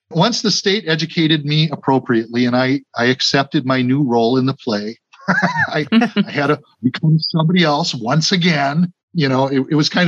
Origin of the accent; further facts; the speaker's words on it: Milwaukee, Wisconsin, United States; born there; She said, I was born in Burlington, but actually I was born in Milwaukee, but place of birth was next to mother's residence.